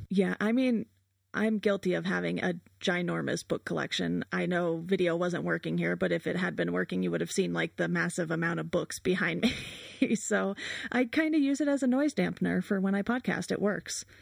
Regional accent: Southern California, United States; I grew up in Southern California

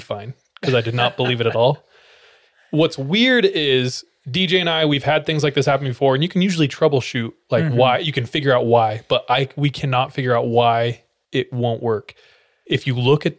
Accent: California, United States; originally from California, graphic designer

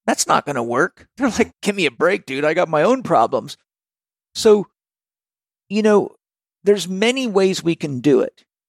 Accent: Vancouver Island, British Columbia, Canada; I grew up on Vancouver Island when the unemployment rate was 17.4%

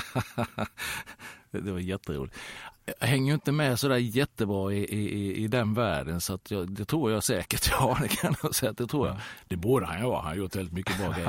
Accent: Halmstad, Halland County, Sweden; moved away as an adult; i Söndrum hemma i Halmstad där jag växte upp

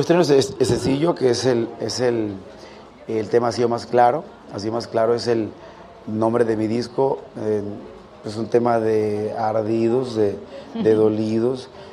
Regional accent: Rosario, Sinaloa, Mexico; Yo soy de Rosario, de mi tierra

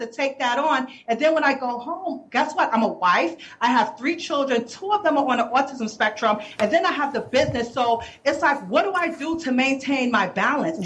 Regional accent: New York City, New York, United States; also born or lived in Brooklyn; I'm from the Bronx, born and mm-hmm. raised in Harlem

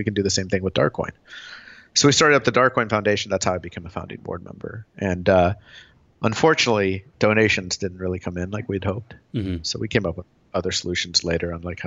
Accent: Tulsa, Oklahoma, United States; moved away as an adult; now in California, United States; I grew up in Oklahoma, Tulsa, Oklahoma, of all places

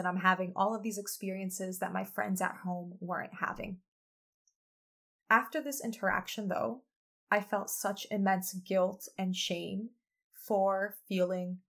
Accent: United States; I am a first generation American. By the way, that's a label. And I had the privilege of spending many of my summers growing up in Poland, visiting my family and my grandparents who remain there

